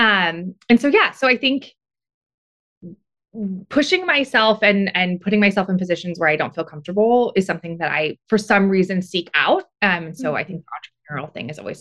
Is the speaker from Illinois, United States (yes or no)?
no; Beaufort, South Carolina, United States; moved away as an adult; also born or lived in Laguna Beach, California / New York City; now in California, United States; So I actually grew up in a very small town about an hour south of Charleston called Beaufort.